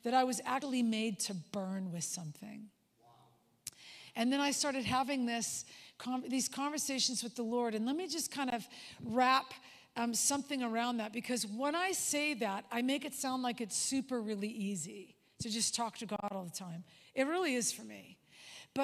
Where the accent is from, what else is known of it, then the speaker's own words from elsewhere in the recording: Southern California, United States; I was born and raised in Southern California